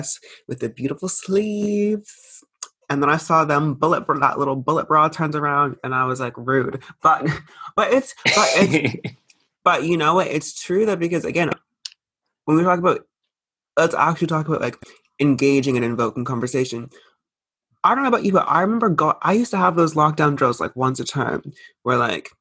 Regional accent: United States; So I'm American

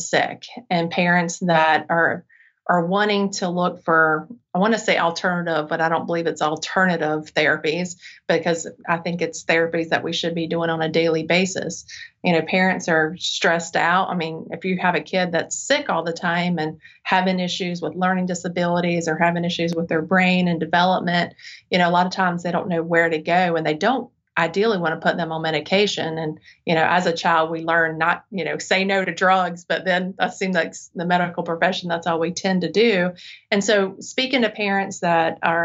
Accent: Charlotte, North Carolina, United States; I'm from the Charlotte area, so I came back and wanted to start my practice here because I knew this area didn't have what I needed when I was a child

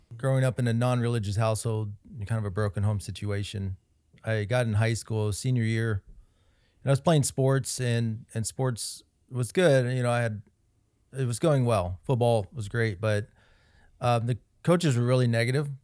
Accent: Kansas City, Kansas, United States; That's my hometown, Kansas City, Kansas.

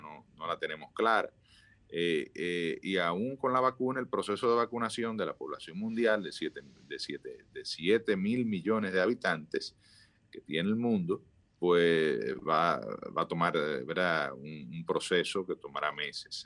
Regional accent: Dominican Republic; todos somos dominicanos

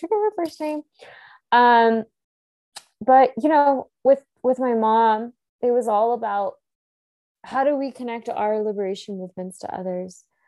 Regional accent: the South, United States; growing up in the South

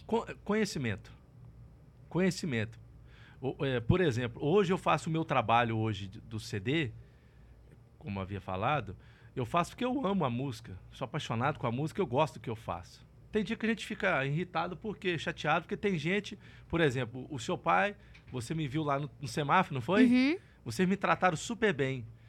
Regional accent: Colatina, Espírito Santo, Brazil; moved away; also born or lived in Barra de São Francisco / Goiânia; Eu fui nascido, nasci no interior do Espírito Santo, numa cidade é, chamada Colatina, e fui criado num, num, numa região da roça mesmo

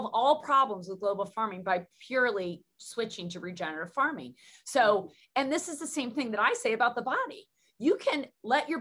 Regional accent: Southern Tier of New York, United States; I come from Southern Tier of New York

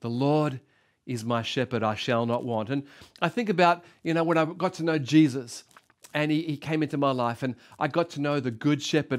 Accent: Sydney, New South Wales, Australia; I was born in Sy, uh, brought up in Sydney

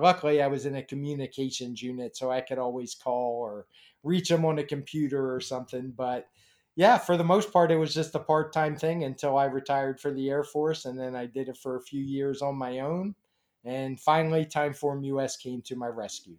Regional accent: Baltimore, Maryland, United States; I grew up in Baltimore

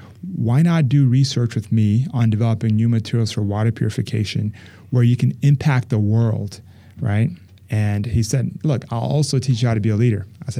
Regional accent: Houston, Texas, United States; also born or lived in Cameroon / California / Lubbock, Texas; I grew up in Houston, Texas

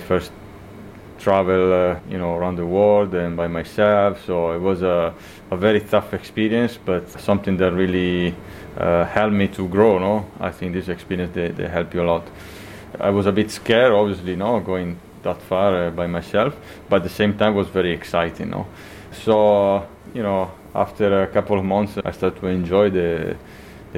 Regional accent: close to Venice, Veneto, Italy; also born or lived in Argentina; I moved to Italy in 1990. So I spent pretty much all my life here close to Venice

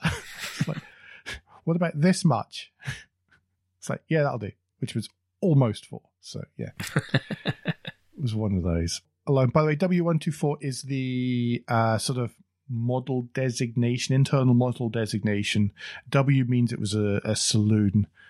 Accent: United Kingdom; we're both British

